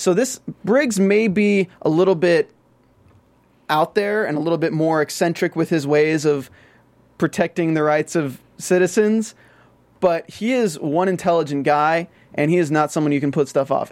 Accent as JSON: {"language": "English", "region": "the South", "country": "United States", "accent": "Southern", "said": "I'm from the South"}